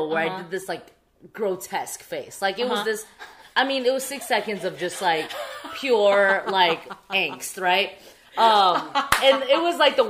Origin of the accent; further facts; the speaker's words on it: San Gabriel Valley, California, United States; also born or lived in Shanghai, China; grew up in the San Gabriel Valley, 626